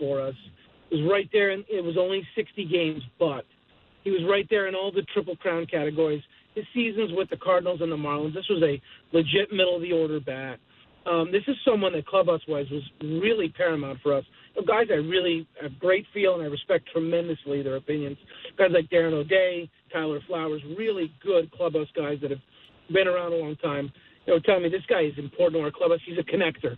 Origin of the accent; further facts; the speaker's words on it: Montreal, Quebec, Canada; I grew up in Montreal watching Delino DeShields and Marquise Grissom